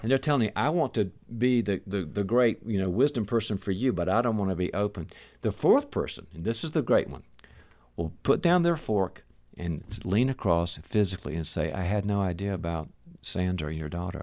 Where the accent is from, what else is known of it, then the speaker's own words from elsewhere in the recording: the South, United States; moved away; I'm originally from the South